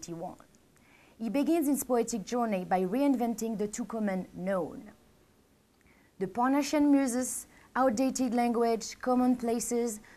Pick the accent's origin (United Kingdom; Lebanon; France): France; Paris, Île-de-France; English is a second language; moved away; I'm from Paris